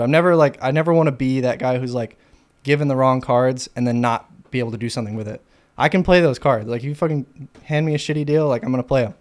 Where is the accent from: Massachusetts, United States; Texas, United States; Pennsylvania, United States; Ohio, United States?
Texas, United States; Fort Worth; now in Austin, United States; Fort Worth, Texas.